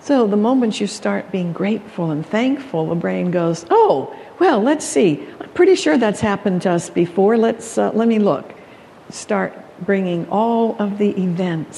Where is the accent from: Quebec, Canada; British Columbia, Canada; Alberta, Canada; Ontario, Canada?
Alberta, Canada; Calgary; moved away; I was born in Canada, Calgary, Alberta, for that matter, where they have the stampedes.